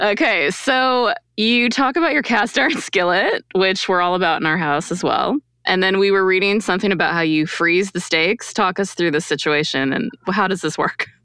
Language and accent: English; Quebec, Canada; I grew up in Quebec, Canada